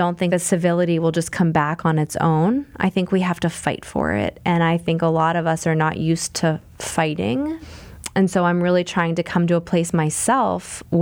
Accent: Pittsburgh, Pennsylvania, United States; growing up in Pittsburgh

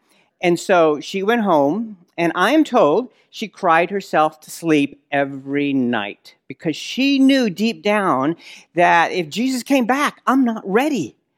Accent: Nazareth, Northern District, Israel; marhaba, kif halkum, ana min al-Nasira

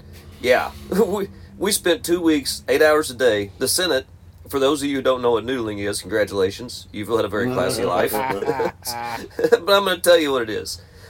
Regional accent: Missouri, United States; And I was not aware that this was illegal in my home state of Missouri.

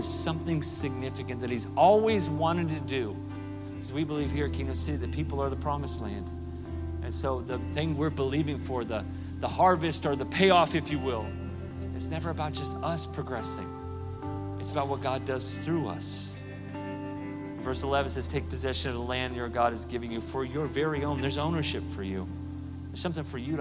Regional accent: Oklahoma, United States; I'm from Oklahoma.

